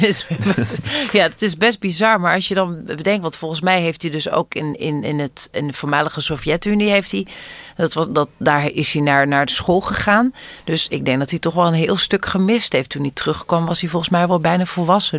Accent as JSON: {"language": "Dutch", "country": "Netherlands", "tie": "born or raised there", "said": "geboren en getogen zijn in Nederland en ouders hebben die van elders komen"}